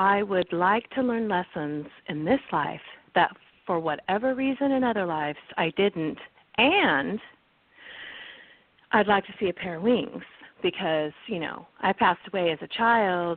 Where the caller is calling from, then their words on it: California, United States; I'm calling from California this morning